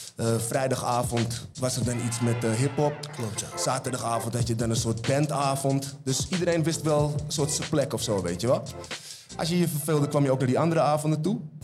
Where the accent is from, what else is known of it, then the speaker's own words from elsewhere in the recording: Almere, Flevoland, Netherlands; ik uit Haven kom